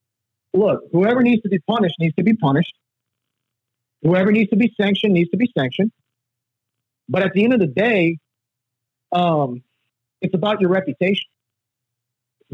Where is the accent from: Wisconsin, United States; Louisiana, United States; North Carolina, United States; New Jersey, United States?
Louisiana, United States; we're also from Louisiana